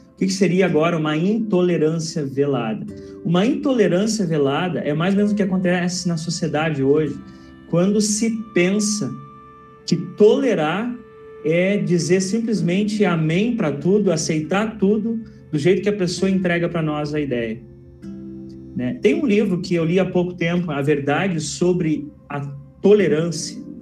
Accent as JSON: {"language": "Portuguese", "town": "Pelotas", "region": "Rio Grande do Sul", "country": "Brazil", "tie": "born or raised there", "moved": "yes", "lives_now": "Interlagos, Brazil", "said": "eu sou natural de Pelotas, Rio Grande do Sul"}